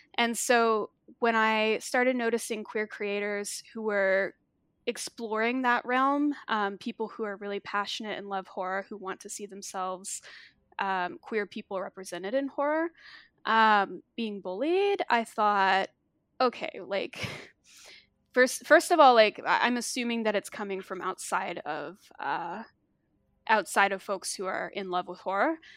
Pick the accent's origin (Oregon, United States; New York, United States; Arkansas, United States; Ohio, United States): Arkansas, United States; I grew up in the Bible Belt, um, I'm from Arkansas, and I grew up in a very conservative Christian town